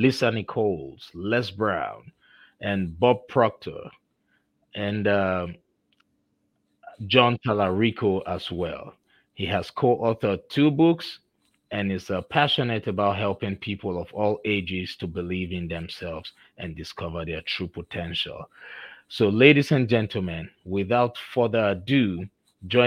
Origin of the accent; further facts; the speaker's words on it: Nigeria; accent: Nigerian; moved away; You know, I'm originally from Nigeria, so I still have my Nigerian diction and accent in me.